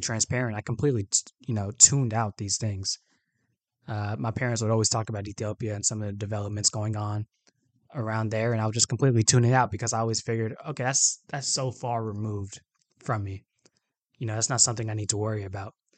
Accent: Atlanta, Georgia, United States; I was born and raised in Atlanta, Georgia

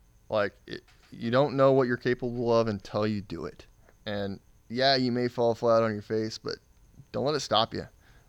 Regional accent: Jerseyville, Illinois, United States; A small town outside of St. Louis called Jerseyville, Illinois.

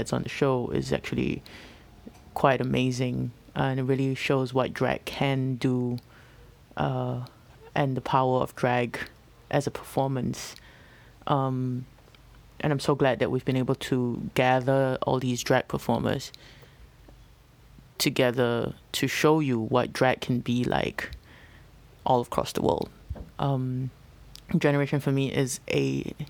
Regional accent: Singapore; now in Taipei, Taiwan; I'm originally from Singapore

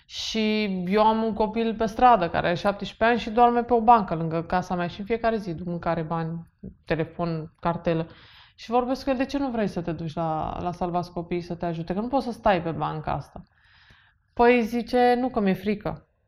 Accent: Bucharest, Romania; Așa, și eu am crescut în București.

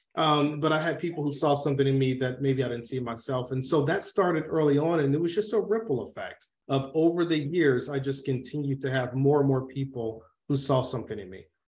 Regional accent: Atlanta, Georgia, United States; I grew up in Atlanta, Georgia

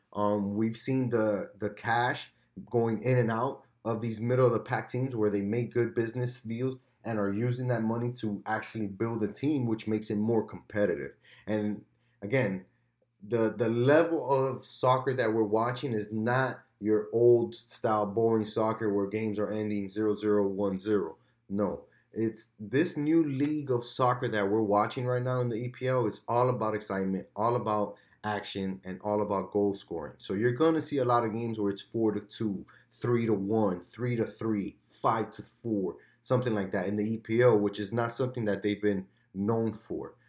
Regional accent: United States; as an American

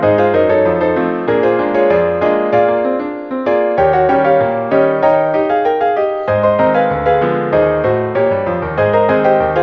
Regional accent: Broward County, South Florida, United States; I grew up in South Florida in Broward County

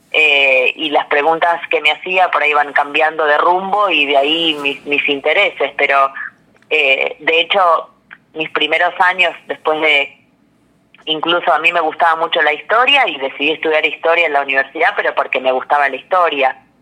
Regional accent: Buenos Aires, Argentina; yo nací acá en, en, Ciudad de Buenos Aires

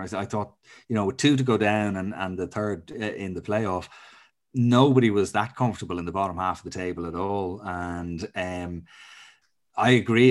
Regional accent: Ireland; as an Irishman

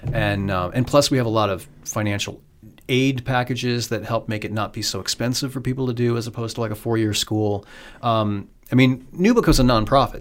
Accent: Iowa, United States; also born or lived in Pittsburgh, Pennsylvania; I grew up in Iowa and graduated from University of Iowa

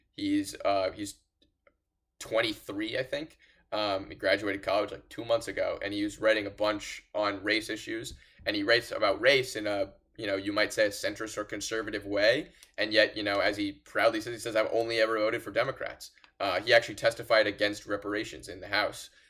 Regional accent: Los Angeles, California, United States; I'm from Los Angeles

